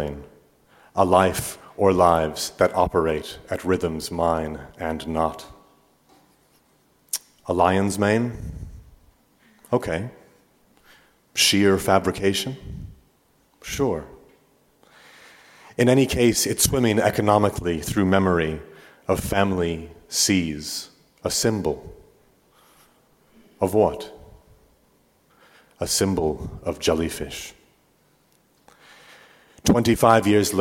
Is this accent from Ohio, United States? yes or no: no; Omaha, Nebraska, United States; also born or lived in Manchester, England; Migrants like my family, who arrived Omaha in 86 when I was 2